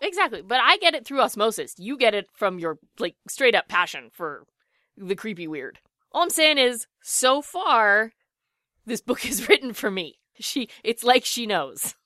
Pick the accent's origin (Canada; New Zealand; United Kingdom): Canada; Edmonton, Alberta; my hometown